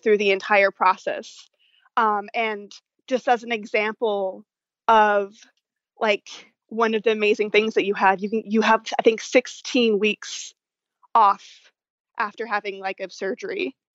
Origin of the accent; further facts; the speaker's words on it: Dallas, Texas, United States; I'm from Dallas, Texas